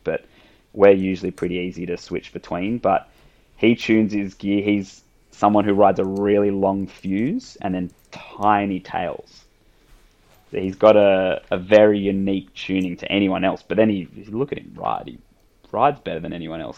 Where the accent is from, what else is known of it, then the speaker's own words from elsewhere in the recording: Sydney, New South Wales, Australia; I grew up in Sydney